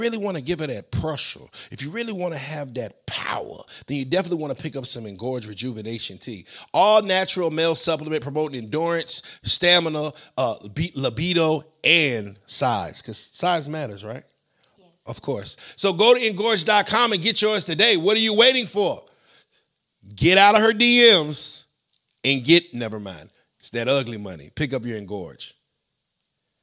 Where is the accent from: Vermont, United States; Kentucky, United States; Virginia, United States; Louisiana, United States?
Virginia, United States; I'm actually from Virginia